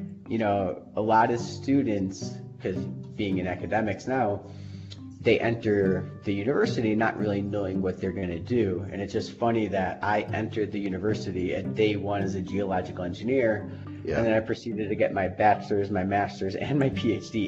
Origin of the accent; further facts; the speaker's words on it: Chicago, Illinois, United States; moved away as an adult; also born or lived in Idaho; growing up in Chicago area